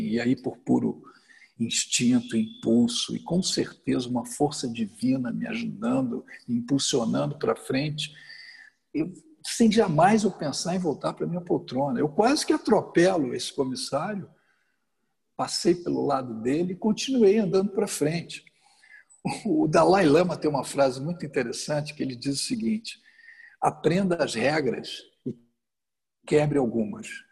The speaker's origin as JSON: {"language": "Portuguese", "region": "Rio de Janeiro", "country": "Brazil", "tie": "born or raised there", "said": "sou carioca, passei a minha adolescência toda a vida de atleta, fui nadador do Flamengo, joguei basquete no Botafogo"}